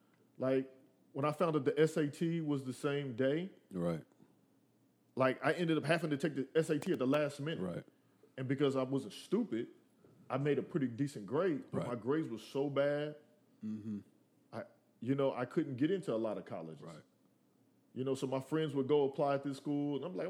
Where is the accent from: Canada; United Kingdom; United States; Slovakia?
United States; Willow Springs; we're all from Willow Springs. And it wasn't that we were even trying to be popular. Like, what was funny is that we were just a bunch of dudes that were from the same neighborhood